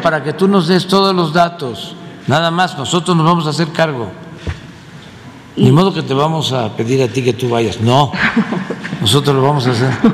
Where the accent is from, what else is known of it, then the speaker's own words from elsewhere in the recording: Tepetitán, Tabasco, Mexico; moved away; Tepetitán, que es mi pueblo, Macuspana, Tabasco